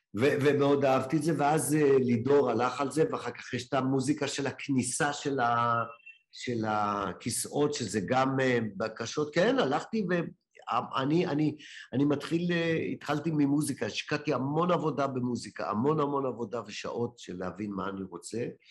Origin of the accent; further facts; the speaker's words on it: Ramla, Central District, Israel; הייתי בחוג דרמטי כנער ברמלה